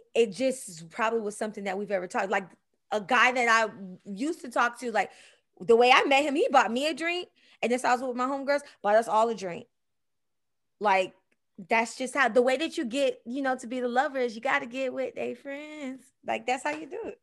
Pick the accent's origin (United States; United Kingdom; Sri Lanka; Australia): United States; Miami, Florida; I'm from Miami